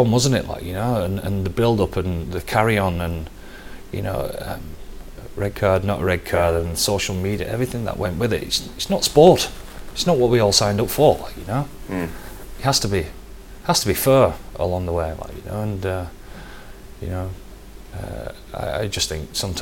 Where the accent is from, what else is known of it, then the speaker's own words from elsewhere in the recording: Wigan, North West England, United Kingdom; moved away as an adult; also born or lived in London; now in Dublin, Ireland; we're all from Wigan